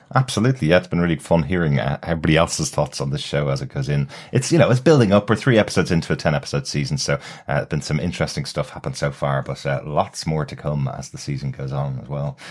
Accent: Ireland; as an Irish person

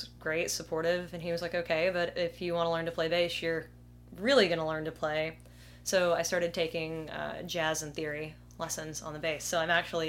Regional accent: Opelika, Alabama, United States; Opelika, Alabama.

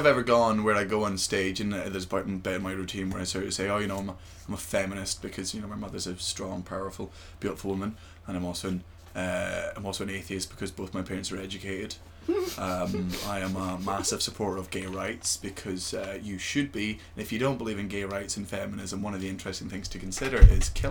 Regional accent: Scotland, United Kingdom; I'm from Scotland

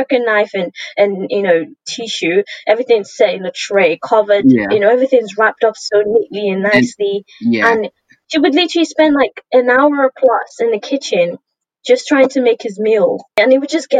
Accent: Nigeria; now in United Kingdom; I'm Nigerian, and mm-hmm. since I've been in Nigeria

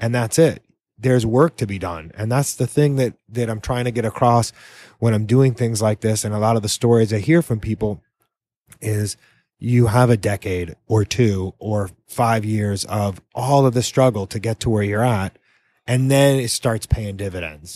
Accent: New England, United States; now in Key West, United States; I'm from New England originally

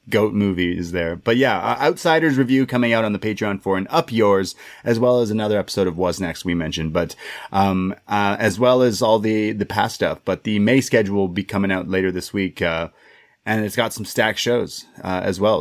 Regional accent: Toronto, Ontario, Canada; we're from Toronto

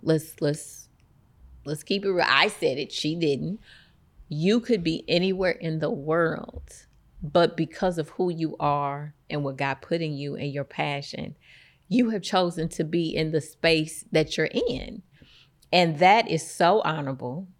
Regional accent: East St. Louis, Illinois, United States; I'm born and raised in East Saint Louis

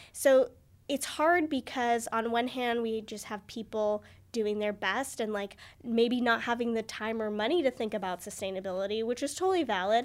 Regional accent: United States; growing up in America

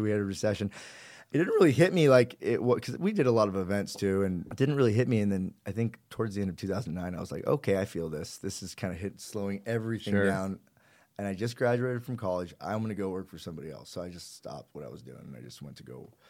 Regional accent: Newport Beach, California, United States; also born or lived in Orange County; I didn't know any Persian kids growing up in Orange County. I mean, I know there's a ton of them in Irvine, but we didn't know any in Newport.

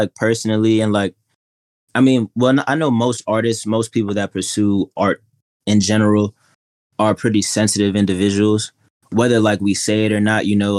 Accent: Atlanta, Georgia, United States; also born or lived in Queens / Mississippi; So, I'm from Queens originally, and I grew up a little bit of everywhere down south, but primarily Atlanta, and I graduated in Mississippi, moved back in 2014

